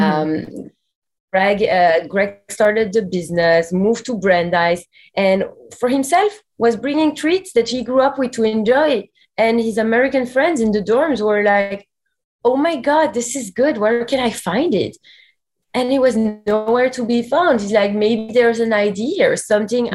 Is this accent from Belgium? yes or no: yes; Belgium; moved away as an adult; also born or lived in New York; we're both from Belgium originally